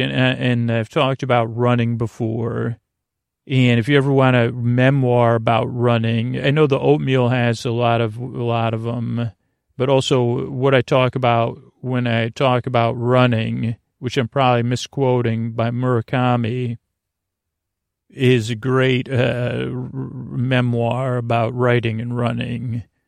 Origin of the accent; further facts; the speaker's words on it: Syracuse, New York, United States; moved away; for someone from Syracuse